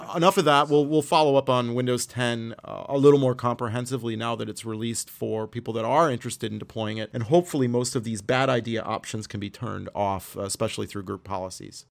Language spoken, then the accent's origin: English; Canada; as a Canadian